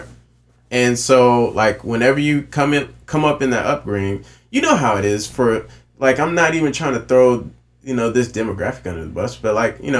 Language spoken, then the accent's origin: English; Myrtle Beach, South Carolina, United States; moved away as an adult; also born or lived in Charleston, South Carolina; We're all from Myrtle Beach or North Myrtle Beach or Myrtle Beach area. And then we moved to Charleston, South Carolina.